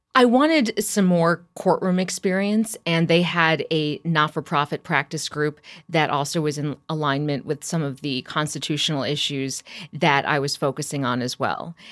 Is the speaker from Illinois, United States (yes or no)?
yes; Champaign, Illinois, United States; I'm from Champaign, Urbana. That's where I was born and raised